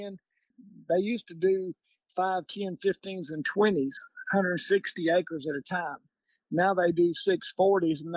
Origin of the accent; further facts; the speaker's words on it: North Louisiana, United States; I'm from North Louisiana, and it's not really that famous.